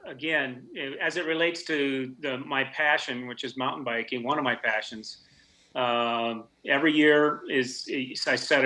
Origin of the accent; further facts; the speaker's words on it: Minnesota, United States; now in Oregon, United States; I grew up in Minnesota. I was a hockey player